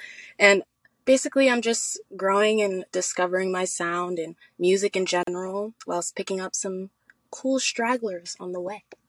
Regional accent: New Jersey, United States; Oh, I'm from New Jersey.

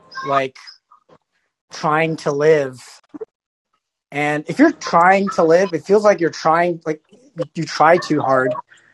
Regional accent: New York City, New York, United States; I'm from Brooklyn.

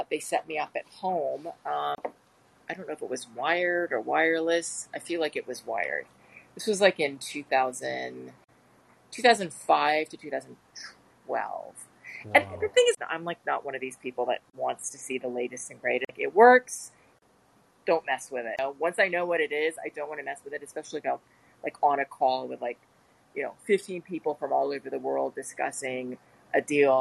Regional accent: United States; also born or lived in India; I'm American

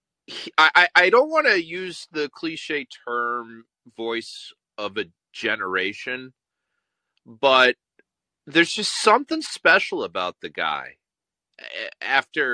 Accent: Lowell, Massachusetts, United States; With love from Lowell, Massachusetts

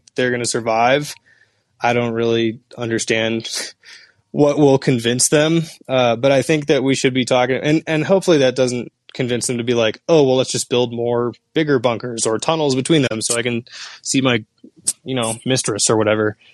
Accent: Seattle, Washington, United States; I'm from Seattle

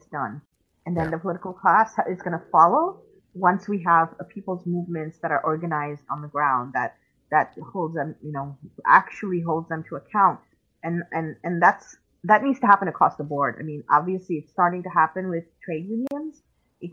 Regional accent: Pakistan; I am from Pakistan. I have family in Pakistan, and I speak the language

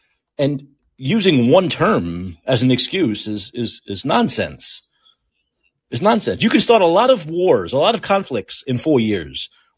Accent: Canada; maybe being Canadian is one of the reasons why

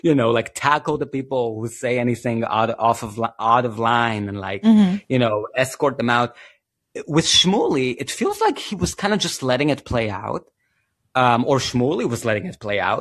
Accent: Israel; I'm from Israel

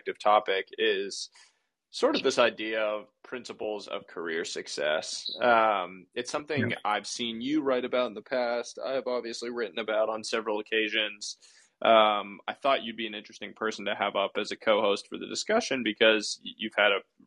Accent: Northeast, United States; I grew up playing baseball in the Northeast

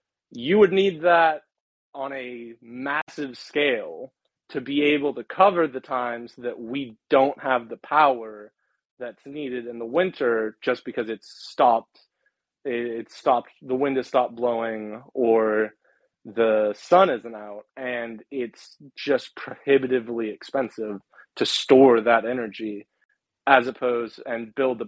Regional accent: West Virginia, United States; But I'm from West Virginia. I can tell you, we still have most of the energy running on coal and oil and natural gas.

